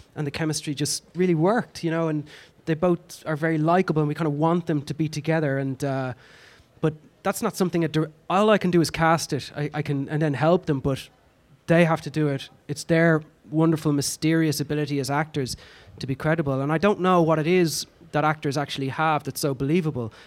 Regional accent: Ireland; accent: Irish; being Irish and speaking the way

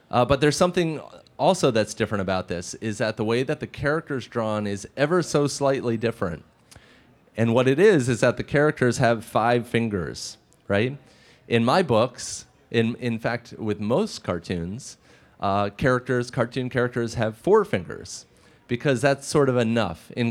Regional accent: Maryland, United States; that's my nod to my home state of the University of Maryland, or Maryland, where I went to school at the University of Maryland.

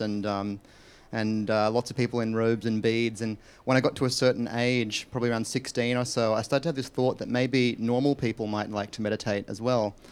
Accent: Australia; where I was born in Australia

